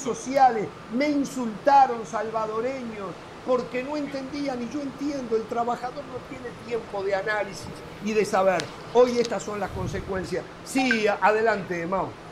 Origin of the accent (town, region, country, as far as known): Uruguay